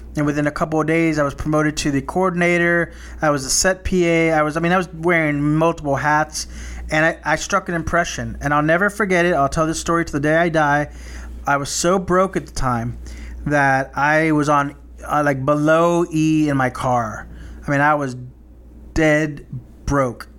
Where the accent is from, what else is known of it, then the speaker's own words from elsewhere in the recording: South Texas, United States; growing up as, in a small, predominantly Hispanic town in South Texas